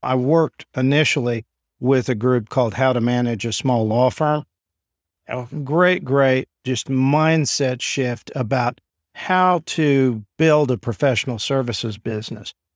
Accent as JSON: {"language": "English", "town": "Enid", "region": "Oklahoma", "country": "United States", "tie": "born or raised there", "also_born_or_lived": "Iowa / New York / Washington", "said": "I'm from here in Enid. So I was born and raised here."}